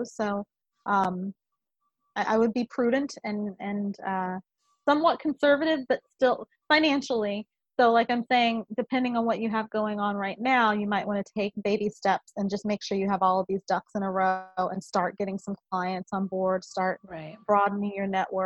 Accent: Omaha, Nebraska, United States; I'm from Omaha, Nebraska

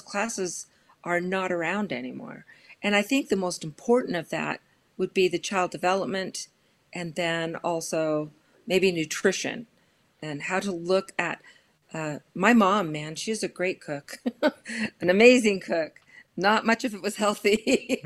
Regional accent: Los Angeles, California, United States; I grew up in Los Angeles and proud product of the L A Unified School District

